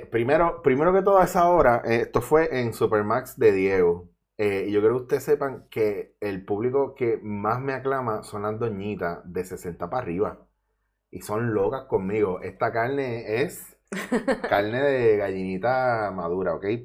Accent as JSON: {"language": "Spanish", "town": "Mayagüez", "country": "Puerto Rico", "tie": "born or raised there", "also_born_or_lived": "Bronx, New York, United States / Ponce, Puerto Rico / Cabo Rojo, Puerto Rico", "moved": "as an adult", "lives_now": "Barcelona, Spain", "said": "bueno, en verdad nací en el Bronx, me crié en Mayagüez"}